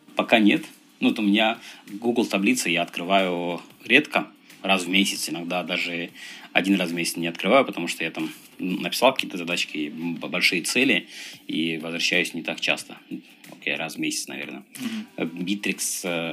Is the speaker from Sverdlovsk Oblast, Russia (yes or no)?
no; Dagestan, Russia; moved away; Я родом из Дагестана